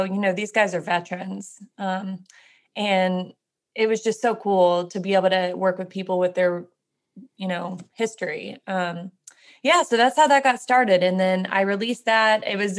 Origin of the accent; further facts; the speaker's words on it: Jacksonville, Florida, United States; now in Nashville, United States; I'm from Florida, from the north in Jacksonville